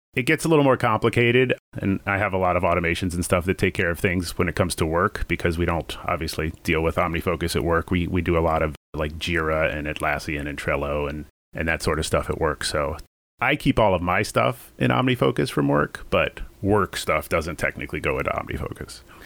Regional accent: Virginia, United States; moved away as an adult; also born or lived in New York; now in Burbank, United States; I grew up in Virginia

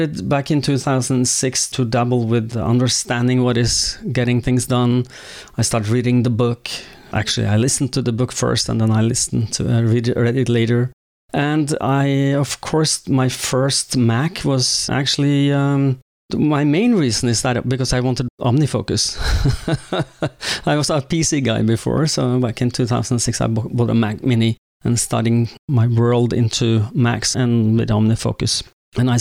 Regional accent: Oslo, Norway; also born or lived in Jessheim; I was born and raised in Oslo

